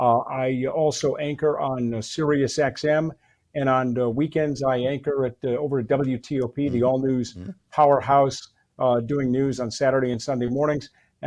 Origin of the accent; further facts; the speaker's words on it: Chicago, Illinois, United States; I'm from Chicago, and I've been a reporter, a professional reporter, since I was in the eighth grade, actually getting paid. I've been a broadcast journalist for a little less than 50 years. I'm in my early 60s